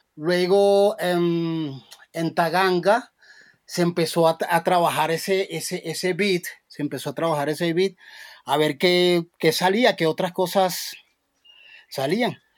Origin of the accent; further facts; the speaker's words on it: Cartagena, Bolívar, Colombia; yo en mi tierra, Cartagena